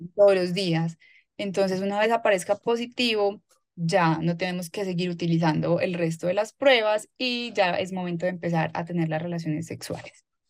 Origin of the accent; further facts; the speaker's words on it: Medellín, Antioquia, Colombia; Yo soy paisa, nací en Medellín, trabajo acá también en, en Medellín.